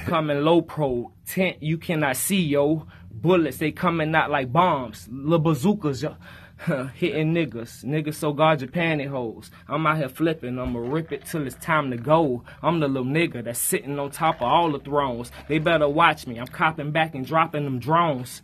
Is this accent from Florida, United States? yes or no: yes; Fort Pierce, Florida, United States; I'm from Fort Pierce, Florida, Saint Lucie County